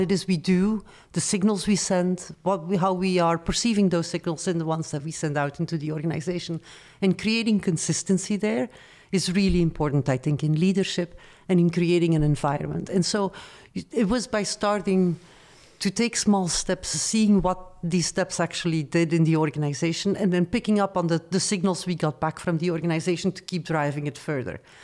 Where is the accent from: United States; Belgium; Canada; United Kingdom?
Belgium; Antwerp, Flanders; English is a second language; moved away as an adult; also born or lived in Paris, France; I'm originally from Belgium